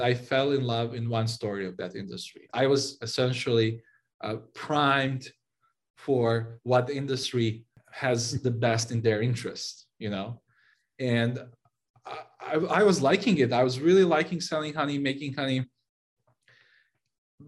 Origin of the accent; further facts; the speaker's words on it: Serbia; moved away as an adult; now in San Francisco, United States; I moved from Serbia, where I grew up and spent most of my life